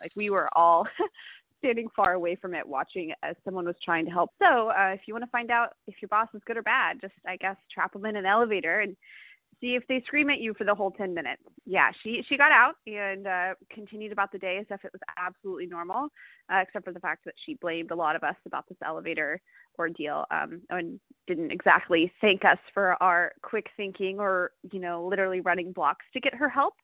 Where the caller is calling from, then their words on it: Washington, District of Columbia, United States; I'm calling from Washington, D C